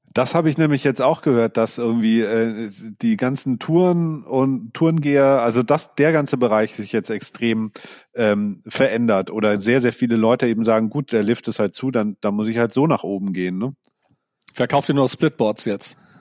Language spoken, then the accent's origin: German; Sonthofen, Bavaria, Germany; ich komme ja aus dem Allgäu